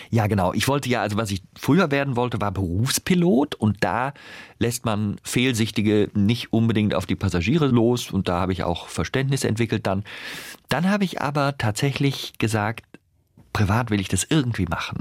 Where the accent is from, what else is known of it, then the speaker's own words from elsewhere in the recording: North Rhine-Westphalia, Germany; accent: Rheinisch; Ich bin ja im Rheinland aufgewachsen